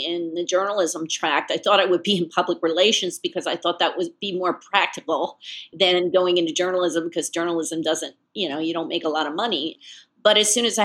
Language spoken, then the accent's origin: English; Sellersville, Pennsylvania, United States; I'm from a little town outside of Philadelphia called Sellersville, Pennsylvania. And I grew up in a small town